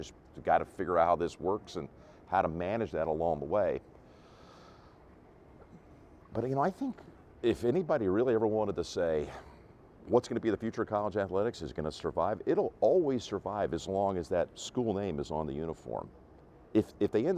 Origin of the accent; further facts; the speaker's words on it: Charlotte, North Carolina, United States; We were raised in Charlotte, North Carolina